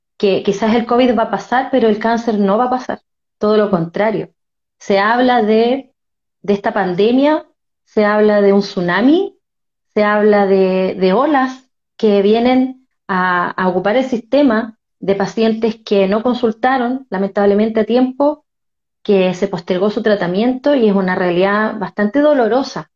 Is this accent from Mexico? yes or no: no; Concepción, Biobío, Chile; also born or lived in Talcahuano; soy de Concepción, nacida en Talcahuano